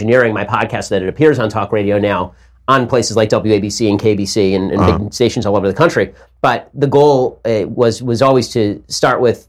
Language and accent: English; Los Angeles, California, United States; I grew up in Hollywood, because I grew up in Los Angeles